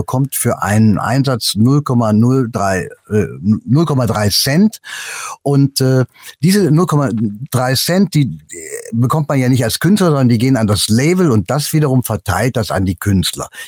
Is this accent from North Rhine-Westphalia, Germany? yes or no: yes; Cologne, North Rhine-Westphalia, Germany; Ich mag die Mentalität der Kölner. Ich bin eine Kölsche Jung.